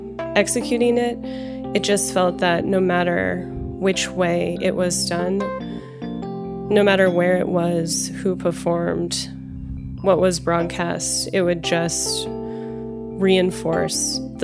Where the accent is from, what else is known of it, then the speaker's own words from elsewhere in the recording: Los Angeles, California, United States; I'm from Los Angeles, and I live in Los Angeles